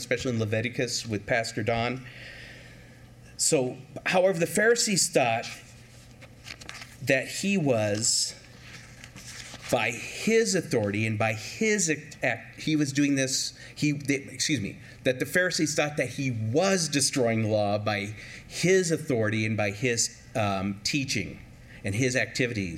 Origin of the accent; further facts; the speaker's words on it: California, United States; growing up in California